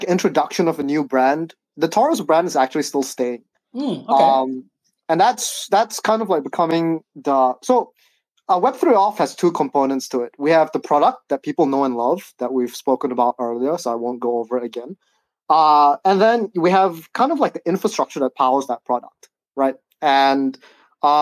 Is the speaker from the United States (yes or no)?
no; Singapore; I'm from Singapore, right? And in Singapore, you have to do national service